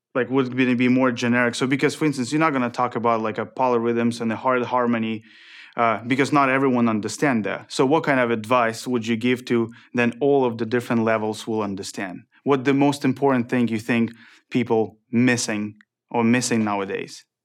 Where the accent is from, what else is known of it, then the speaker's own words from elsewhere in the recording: Ukraine; moved away; I'm from Ukraine